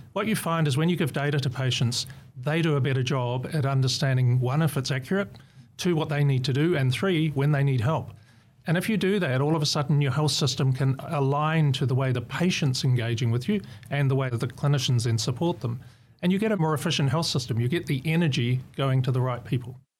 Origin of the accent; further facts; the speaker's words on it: New Zealand; moved away as an adult; now in Australia; I'm a Kiwi.